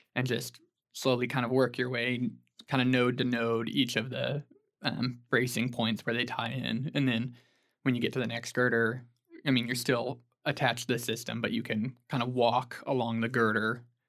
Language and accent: English; Stillwater, Oklahoma, United States; I'm from Stillwater, Oklahoma originally. Grew up there